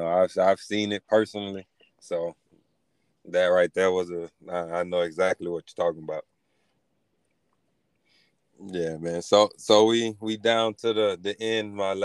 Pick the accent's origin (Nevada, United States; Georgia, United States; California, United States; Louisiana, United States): Louisiana, United States; Lake Arthur; I'm from Lake Arthur, Louisiana.